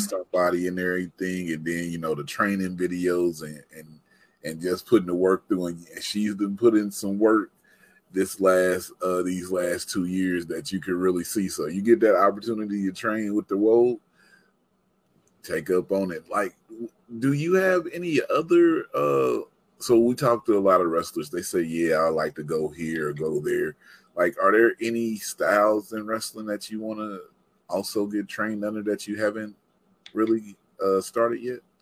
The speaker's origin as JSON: {"language": "English", "region": "Mississippi", "country": "United States", "said": "I'm from Mississippi"}